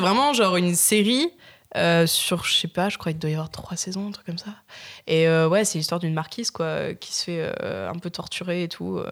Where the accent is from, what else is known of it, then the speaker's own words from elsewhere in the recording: Nice, Provence-Alpes-Côte d'Azur, France; je viens de Nice, donc t'as vu les ah racines